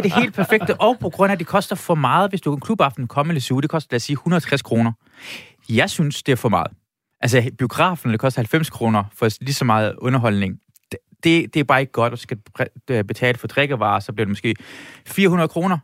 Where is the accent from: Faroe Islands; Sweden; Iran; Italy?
Iran; now in Denmark; jeg er fra Iran